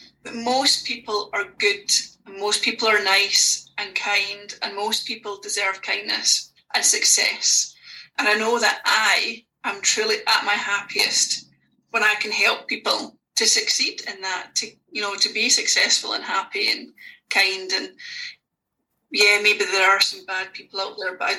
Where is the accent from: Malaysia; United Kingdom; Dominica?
United Kingdom; Oban, Scotland; moved away as an adult; now in Glasgow, United Kingdom; I live in Glasgow, but I'm from Oban.